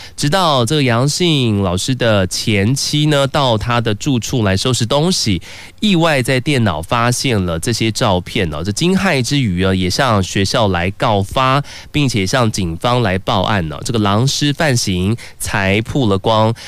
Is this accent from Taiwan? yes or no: yes; Taiwan; 我们台湾人